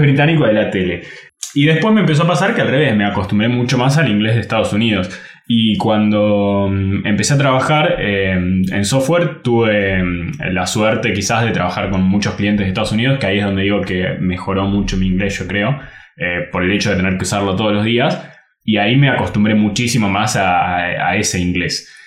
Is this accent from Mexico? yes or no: no; Argentina; first language Spanish; en Argentina casi todos los lugares enseñan inglés británico